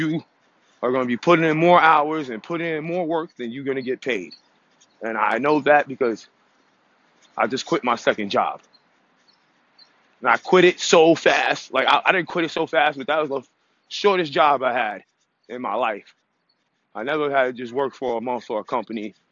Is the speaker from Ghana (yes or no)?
no; United States; I'm American